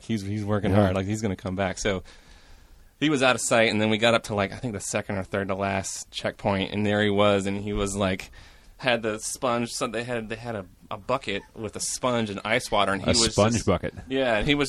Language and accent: English; Portland, United States; From Portland.